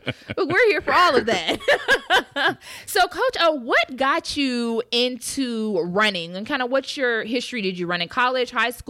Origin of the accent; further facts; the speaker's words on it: Georgia, United States; I'm from Georgia